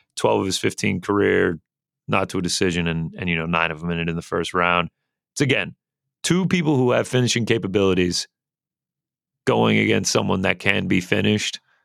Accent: Alpharetta, Georgia, United States; Alpharetta, which, uh, the old three zero zero zero four, uh, is actually where I am born and raised

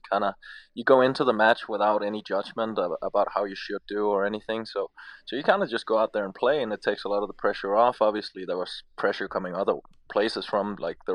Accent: Denmark; moved away; I'm from Scandinavia, where it doesn't really get close to any of those temperatures

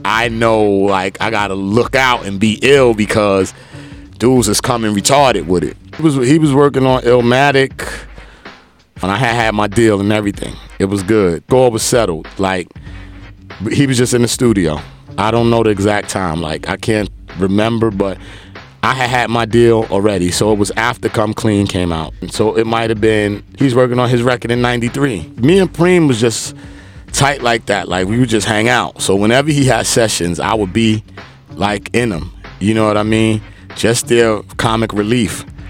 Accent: New York City, New York, United States; I was born in Brooklyn, East New York.

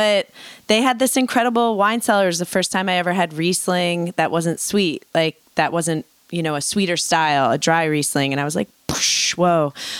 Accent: New York City, New York, United States; I mean, I grew up in New York City, which was amazing

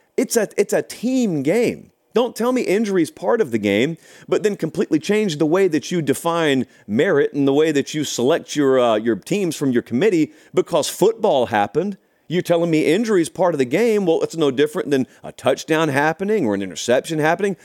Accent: Georgia, United States; now in Nashville, United States; I grew up in Georgia

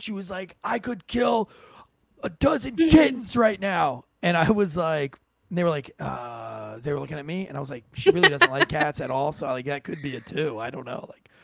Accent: St. Augustine, Florida, United States; that's where I'm from

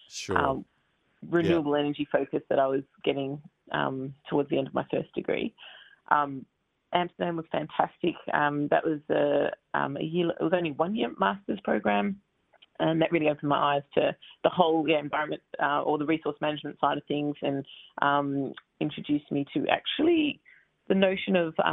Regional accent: Melbourne, Victoria, Australia; moved away; I grew up in Blackburn in Melbourne.

